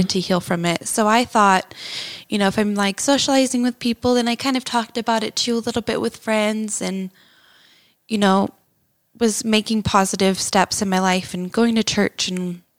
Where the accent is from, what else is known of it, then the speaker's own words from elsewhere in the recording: Texas, United States; moved away as an adult; now in Utah, United States; And that was growing up in Texas. And then I moved to Utah when I was 19 years old. Actually, on my 19th birthday is when I came here.